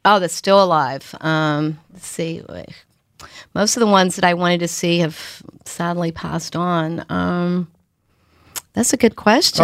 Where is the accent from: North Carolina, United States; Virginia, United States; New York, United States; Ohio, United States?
North Carolina, United States; moved away; I'm from North Carolina